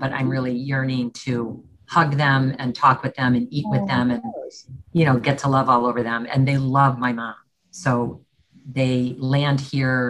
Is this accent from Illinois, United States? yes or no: yes; Park Ridge, Illinois, United States; I was born and raised in Park Ridge, Illinois, which is a northwest suburb about 30 minutes from the city of Chicago